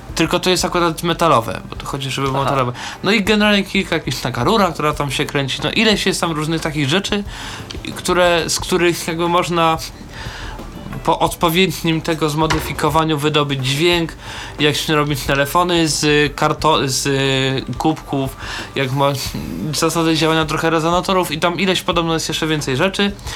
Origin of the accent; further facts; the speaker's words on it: Warsaw, Masovian Voivodeship, Poland; ja generalnie jestem z Warszawy